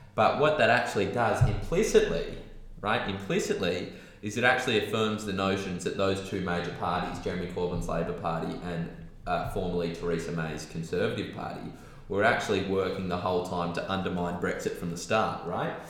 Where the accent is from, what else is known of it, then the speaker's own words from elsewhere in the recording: Australia; being an Australian